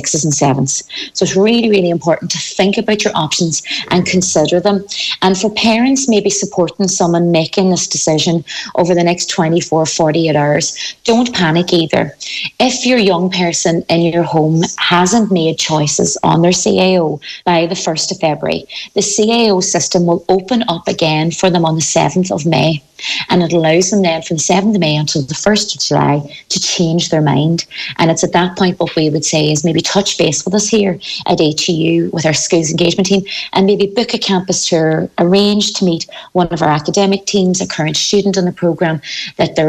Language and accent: English; County Donegal, Ireland; You know from my own accent that I'm not from Galway. I'm originally from the Donegal